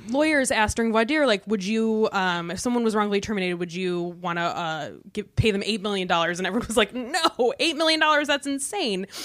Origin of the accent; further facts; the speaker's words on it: Michigan, United States; moved away; I was from Michigan